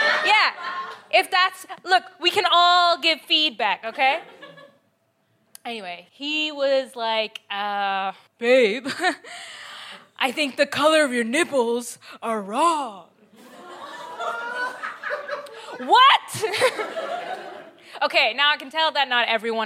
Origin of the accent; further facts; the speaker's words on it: Canada; accent: Canadian; also born or lived in Bangladesh; now in United Kingdom; My accent is Canadian. I'm British, Bangladeshi, Canadian, actually